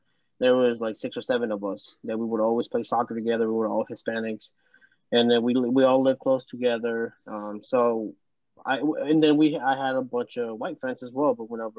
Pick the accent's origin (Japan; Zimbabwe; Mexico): Mexico; now in United States; I am Mexican